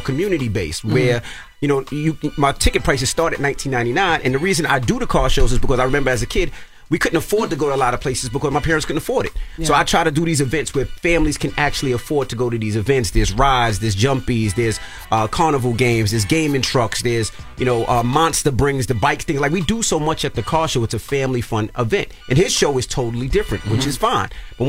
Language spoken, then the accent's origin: English; New York, United States; We were just talking cars because I'm from New York and we love newer cars.